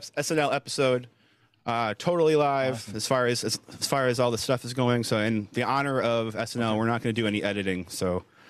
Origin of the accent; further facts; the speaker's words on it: South Florida, United States; moved away; I grew up in South Florida